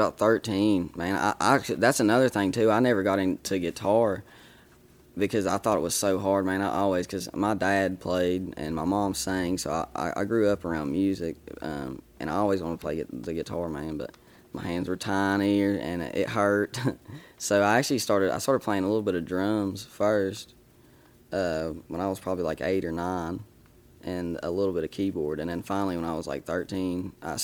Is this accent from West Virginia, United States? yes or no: yes; Boone County, West Virginia, United States; I'm from Boone County, West Virginia